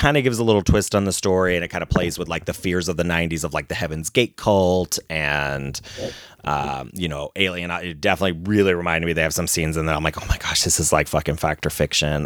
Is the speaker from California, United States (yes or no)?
no; Ohio, United States; growing up in Ohio